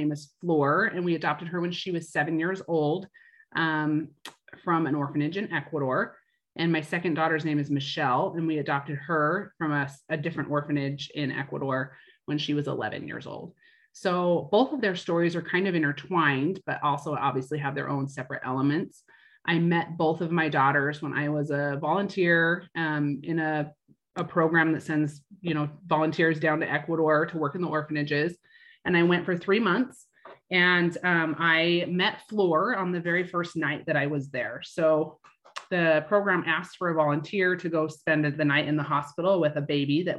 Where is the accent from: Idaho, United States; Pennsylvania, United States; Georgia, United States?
Idaho, United States; moved away as an adult; now in Utah, United States; From Idaho, born and raised there. And then I've lived in Utah my entire adult life